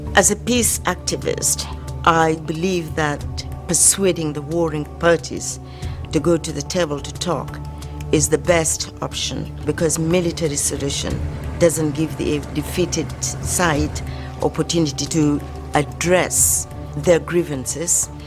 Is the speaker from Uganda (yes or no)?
yes; Uganda; I'm from Uganda